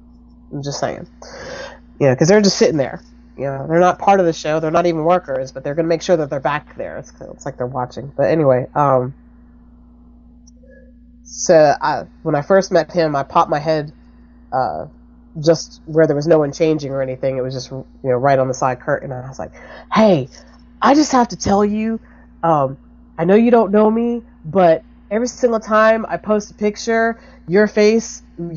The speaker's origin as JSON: {"language": "English", "region": "New Jersey", "country": "United States", "said": "now I'm from Jersey"}